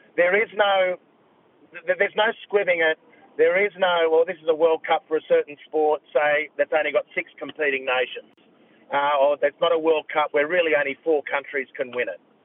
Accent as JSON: {"language": "English", "country": "Australia"}